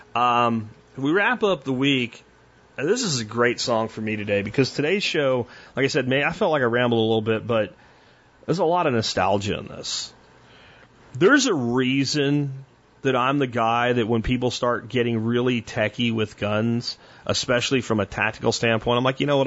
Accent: Jacksonville, Florida, United States; I grew up in Jacksonville

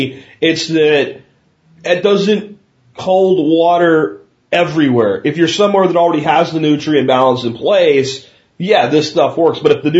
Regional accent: Pennsylvania, United States; now in Texas, United States; I grew up in Pennsylvania, and on our place, you could grow anything with almost no inputs whatsoever

